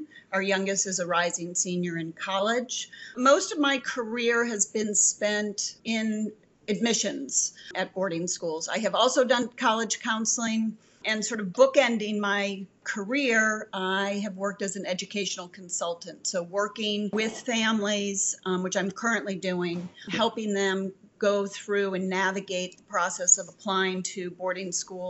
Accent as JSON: {"language": "English", "town": "Buffalo", "region": "New York", "country": "United States", "tie": "born or raised there", "said": "I grew up in Buffalo."}